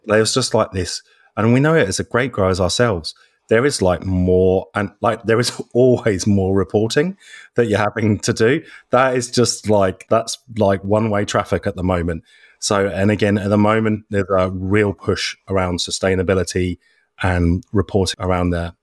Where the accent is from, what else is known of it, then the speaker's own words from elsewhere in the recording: Norfolk, East of England, United Kingdom; moved away as an adult; also born or lived in London; now in McLaren Vale, Australia; originally from the UK, so I come from Norfolk in England.